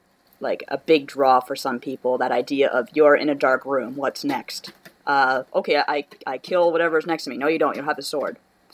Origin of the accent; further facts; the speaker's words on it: Canada; and I'm a Canadian who can't stand it.